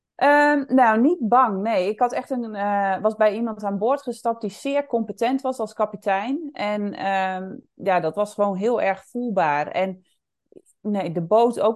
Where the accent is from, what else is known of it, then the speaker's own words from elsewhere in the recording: Netherlands; also born or lived in Indonesia / Bali; ik woonde in het dorp waar ik ook opgegroeid ben en waar ik vandaan kom.